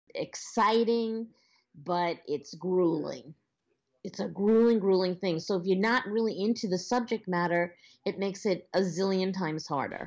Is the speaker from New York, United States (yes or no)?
yes; Long Island, New York, United States; accent: Long Island; moved away as an adult; now in Los Angeles, United States; I was born on Long Island, which I know you can probably hear in my accent. And um, I I lived a very basic Long Island lifestyle for many years